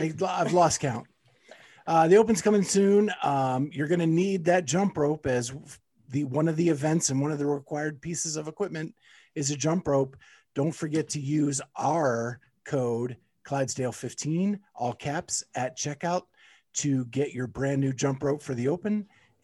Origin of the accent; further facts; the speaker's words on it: Pennsylvania, United States; moved away; I have traveled to Pennsylvania, my hometown, to hang out with my mom this week.